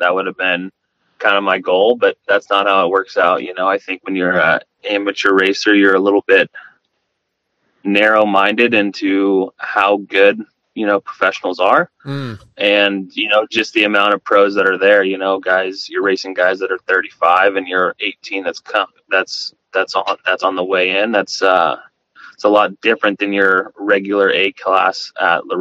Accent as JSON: {"language": "English", "town": "Madera", "region": "California", "country": "United States", "tie": "born or raised there", "said": "I grew up in Madera, California."}